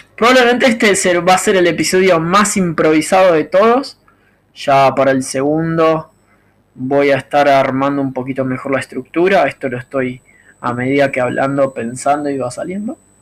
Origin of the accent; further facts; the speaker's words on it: Argentina; soy argentino